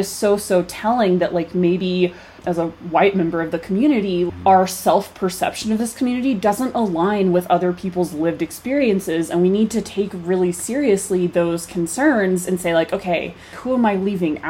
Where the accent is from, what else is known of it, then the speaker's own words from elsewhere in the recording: Fayetteville, Arkansas, United States; moved away as an adult; now in Colorado, United States; growing up in Fayetteville, track capital of the world, going to Razorback track meets